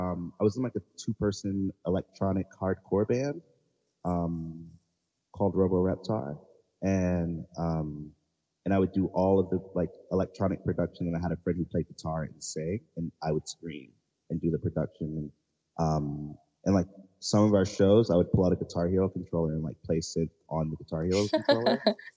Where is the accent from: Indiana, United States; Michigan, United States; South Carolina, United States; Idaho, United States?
South Carolina, United States; Charleston; Yes. I am from Charleston, South Carolina.